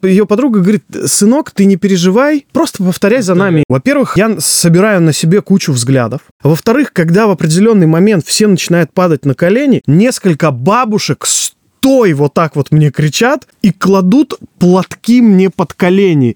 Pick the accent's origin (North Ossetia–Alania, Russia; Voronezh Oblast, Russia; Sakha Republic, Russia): Sakha Republic, Russia; Neryungri; Я сам родом из Якутии, сам Магадан даже еще суровее, чем город Нерюнгри, откуда я родом.